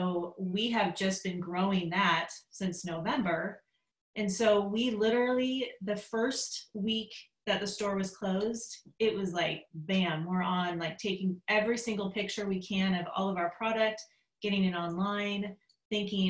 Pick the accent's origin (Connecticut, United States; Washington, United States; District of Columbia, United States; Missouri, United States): Washington, United States; Vancouver; I'm from Vancouver, Washington. Have lived here all my life